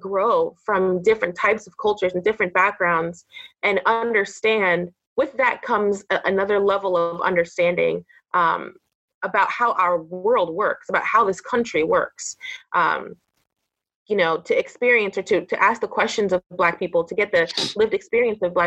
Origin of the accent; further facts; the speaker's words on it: Orange County, California, United States; I grew up in Orange County, California